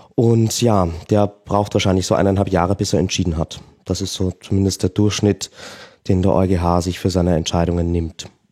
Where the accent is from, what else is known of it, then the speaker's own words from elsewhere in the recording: Austria; bei uns in Österreich